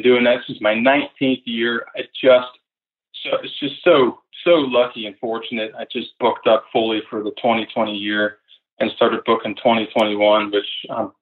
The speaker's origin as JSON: {"language": "English", "region": "Pennsylvania", "country": "United States", "tie": "born or raised there", "also_born_or_lived": "Mississippi", "said": "I grew up in Pennsylvania"}